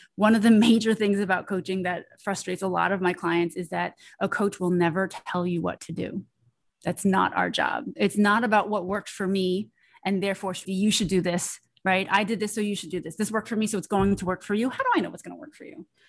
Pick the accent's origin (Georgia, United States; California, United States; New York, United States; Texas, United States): New York, United States; I am a first generation Chinese American, born and raised in New York